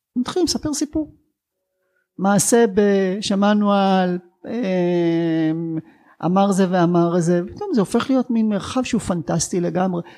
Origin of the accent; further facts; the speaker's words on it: Sderot, Southern District, Israel; מהעיר שבה גדלתי